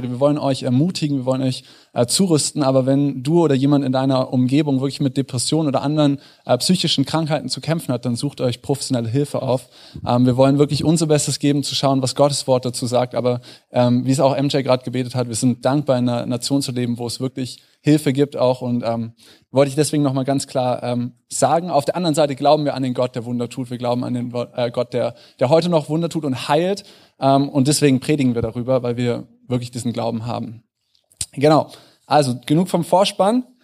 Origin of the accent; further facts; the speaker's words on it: Northern Germany, Germany; now in Munich, Germany; Ich bin vor fünf Jahren nach München gezogen. Ich bin kein Münchner Original. Äh, ich bin zugezogen aus dem Norden.